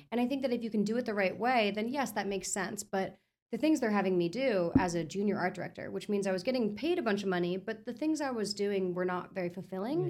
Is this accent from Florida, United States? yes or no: yes; Florida, United States; also born or lived in New York; I'm born in Florida. Uh, raised in New York till I was about seven, so like just like the first early years, and then back to Florida for most of my like you know development years